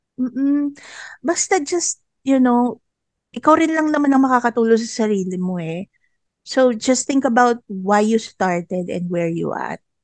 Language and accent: Tagalog; Central Luzon, Philippines; Taga Bulacan ako